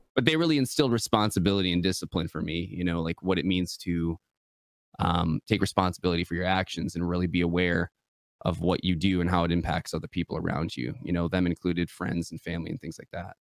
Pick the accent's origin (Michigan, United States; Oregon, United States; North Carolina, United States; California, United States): Michigan, United States; West; I'm born and raised West Michigan, uh, the Mitten State